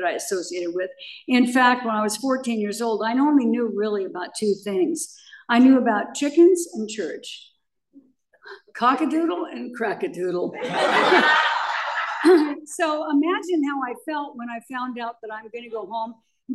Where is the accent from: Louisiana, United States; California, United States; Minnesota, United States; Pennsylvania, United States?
California, United States; Pomona; also born or lived in Akron, Ohio; I was born in Akron, Ohio, and I was raised by my great grandparents. I was born to a very, very young mother. And my great grandparents' parents were in the Civil War. So they were in their 80s when they took me. And they brought me in a little wicker basket to California. And we settled on a small chicken farm in Pomona, California